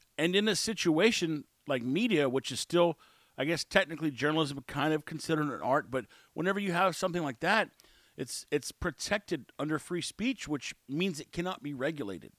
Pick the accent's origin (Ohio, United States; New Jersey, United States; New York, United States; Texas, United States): Texas, United States; I'm from Texas. I've lived all my life except for two years inside Texas